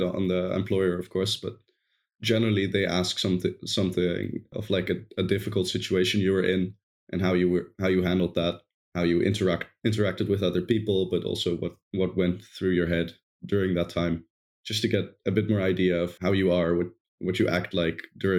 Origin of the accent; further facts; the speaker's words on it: Netherlands; English is a second language; I'm from the Netherlands.